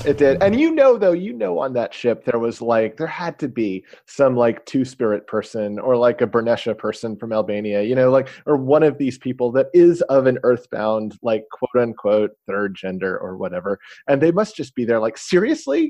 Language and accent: English; Knoxville, Tennessee, United States; I grew up in Knoxville, Tennessee